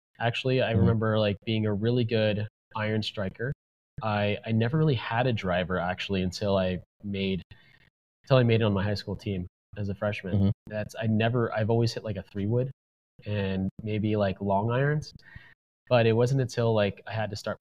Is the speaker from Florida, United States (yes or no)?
yes; Oldsmar, Florida, United States; where I grew up in Oldsmar, Florida